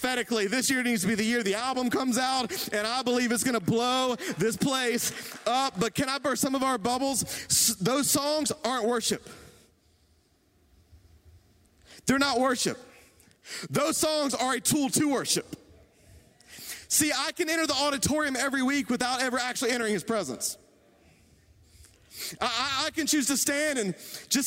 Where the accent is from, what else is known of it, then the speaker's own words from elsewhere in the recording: Greenville, South Carolina, United States; I'm from Greenville